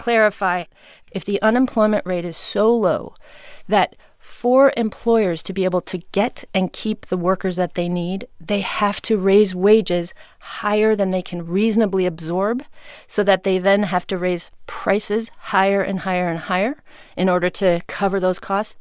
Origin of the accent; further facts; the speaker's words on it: Ames, Iowa, United States; my hometown